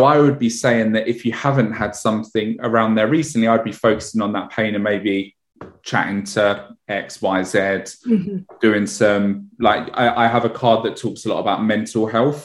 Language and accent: English; London, United Kingdom; I grew up in Edmonton in North London